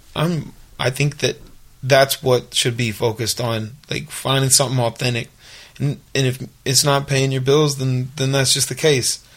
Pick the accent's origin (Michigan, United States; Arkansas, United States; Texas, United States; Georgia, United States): Arkansas, United States; Little Rock; also born or lived in Los Angeles, United States; now in Nashville, United States; Rock where I grew up